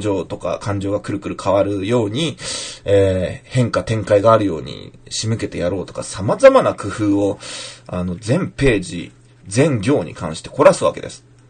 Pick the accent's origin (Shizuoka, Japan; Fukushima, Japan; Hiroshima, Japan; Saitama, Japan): Fukushima, Japan; moved away; 僕はまあ、まだ福島出身というかね、幼少期は福島で育ったからいいんですけど